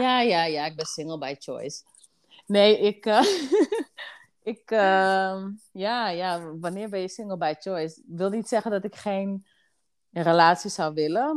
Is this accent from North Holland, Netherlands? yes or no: yes; Amsterdam, North Holland, Netherlands; now in Assendelft, Netherlands; Mijn huis staat in Assendels, maar ik kom oorspronkelijk uit Amsterdam. Oké, okay, Dus daar liggen wel echt mijn roots